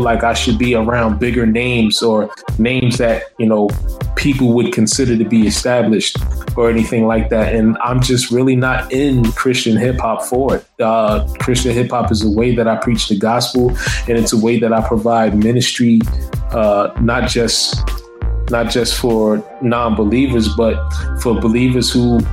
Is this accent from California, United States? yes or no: no; Newark, New Jersey, United States; I'm from Newark.